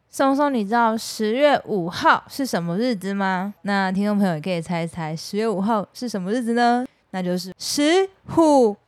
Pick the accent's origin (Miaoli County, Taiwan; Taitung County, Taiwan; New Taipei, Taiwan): Miaoli County, Taiwan; 因为我是苗栗人